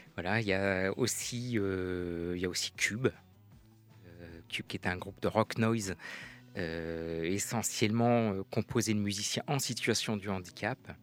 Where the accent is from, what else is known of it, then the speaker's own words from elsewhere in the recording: Pays de la Loire, France; je suis originaire de Loire-Atlantique. Ça fait une quarantaine d'années que j'habite dans le coin